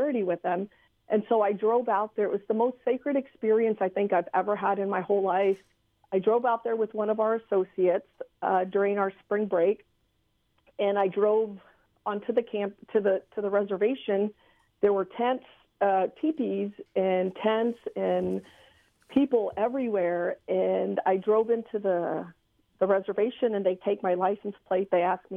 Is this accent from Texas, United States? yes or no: yes; San Antonio, Texas, United States; moved away; I come from San Antonio, Texas, born and raised